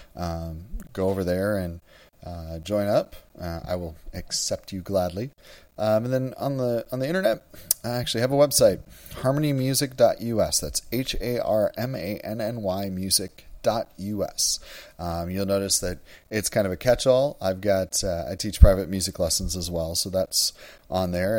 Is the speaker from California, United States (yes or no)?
no; Wisconsin, United States; moved away as an adult; also born or lived in Nebraska; now in Houston, United States; I grew up in Wisconsin